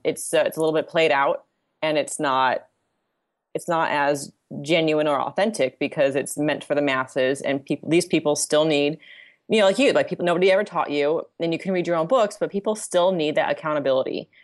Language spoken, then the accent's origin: English; Southern California, United States; my family's from Italy, but I'm from Southern California